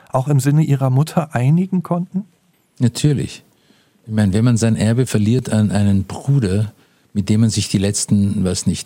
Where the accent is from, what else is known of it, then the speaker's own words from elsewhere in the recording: Vienna, Austria; natürlich bin ich in Wien groß geworden.